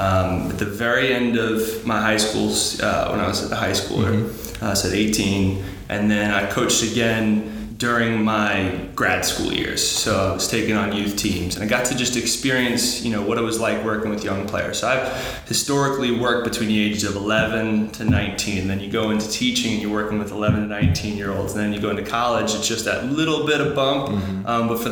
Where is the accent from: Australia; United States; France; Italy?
United States; New York; So I'm from New York originally. Went to school at Fordham University. I grew up playing soccer on Long Island.